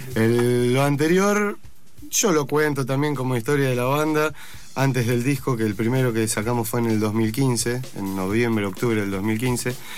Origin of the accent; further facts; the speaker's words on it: Bariloche, Río Negro, Argentina; yo soy de Bariloche